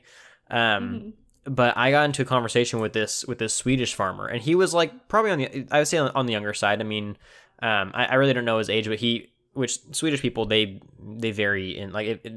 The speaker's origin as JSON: {"language": "English", "town": "Tulare", "region": "California", "country": "United States", "tie": "born or raised there", "said": "my hometown of Tulare, back in the smack dab middle of California"}